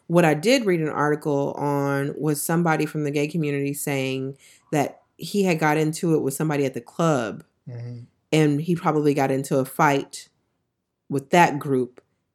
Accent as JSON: {"language": "English", "region": "Texas", "country": "United States", "said": "And I don't know, I'm from Texas."}